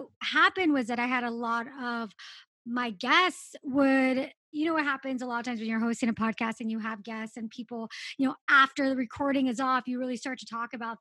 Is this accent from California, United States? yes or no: yes; Los Angeles, California, United States; I grew up in Los Angeles